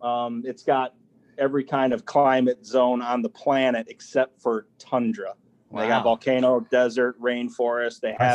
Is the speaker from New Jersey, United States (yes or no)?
no; Chicago, Illinois, United States; moved away as an adult; also born or lived in Indiana; now in Hawaii, United States; I am originally from Chicago. Lived there pretty much all my life. Spent a little bit of time on the Indiana side of the Illinois border.